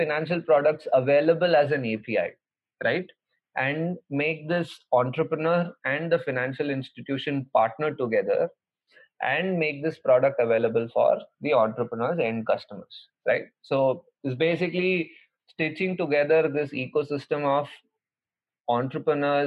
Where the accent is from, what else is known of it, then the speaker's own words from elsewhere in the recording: Kolar, Karnataka, India; moved away; in my hometown in Kolar